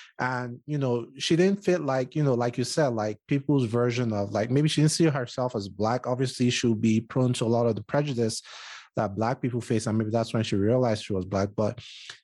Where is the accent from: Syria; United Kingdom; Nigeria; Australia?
Nigeria; I grew up in Nigeria and unfortunately I don't even speak Bini that well